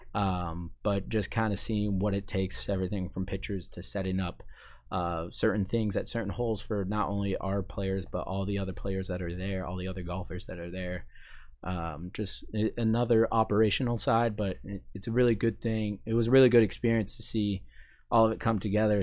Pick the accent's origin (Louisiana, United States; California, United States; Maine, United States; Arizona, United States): Maine, United States; moved away as an adult; I'm from Maine